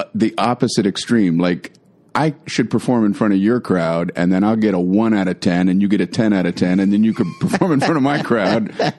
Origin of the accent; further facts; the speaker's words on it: Miami, Florida, United States; I grew up in Miami.